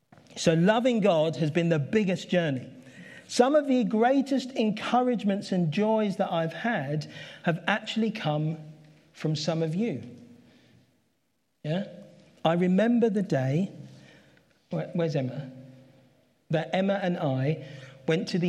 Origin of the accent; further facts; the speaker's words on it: London, United Kingdom; That's where I grew up. I grew up in Catford. I lived there all my life